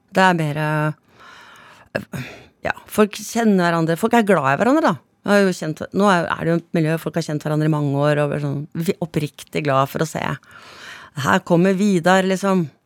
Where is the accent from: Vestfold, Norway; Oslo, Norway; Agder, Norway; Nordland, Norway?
Vestfold, Norway; Stavern; also born or lived in Andøya; Jeg vokste opp i Stavern sånn stort sett, da. Altså, ja. Vi hadde jo et opphold på tre år i, på, uh, på Andøya